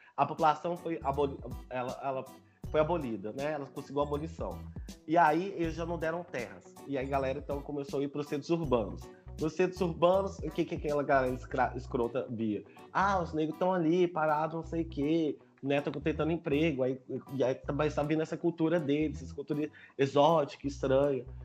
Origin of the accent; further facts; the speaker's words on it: Belo Horizonte, Minas Gerais, Brazil; tenho 28 anos, sou daqui de Belo Horizonte